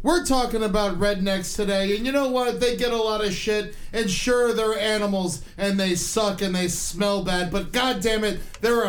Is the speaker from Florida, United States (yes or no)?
yes; Boca Raton, Florida, United States; moved away as an adult; also born or lived in Tallahassee, Florida; at 18 years old, straight from Boca Raton in the Tallahassee.